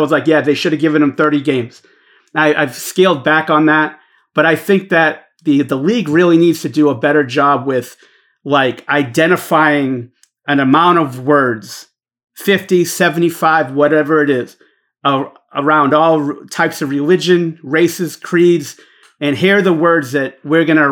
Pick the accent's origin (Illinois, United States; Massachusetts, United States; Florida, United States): Massachusetts, United States; Boston; growing up the way I grew up and where I grew up in Boston, you know, I'm an Italian